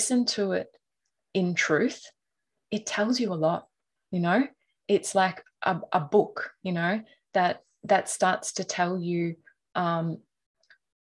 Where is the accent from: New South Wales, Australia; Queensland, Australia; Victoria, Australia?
Queensland, Australia; North; I grew up in North Queensland